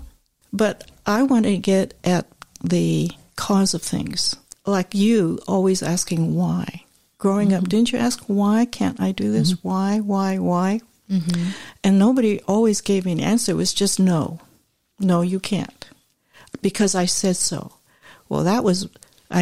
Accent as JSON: {"language": "English", "area": "San Francisco Bay Area", "region": "California", "country": "United States", "said": "I'm from the Bay Area"}